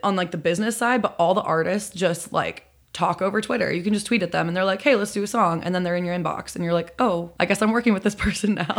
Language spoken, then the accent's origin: English; Chicago, Illinois, United States; moved away as an adult; now in Los Angeles, United States; I'm from Chicago. I've been living in L A for, uh, four years now, coming up on five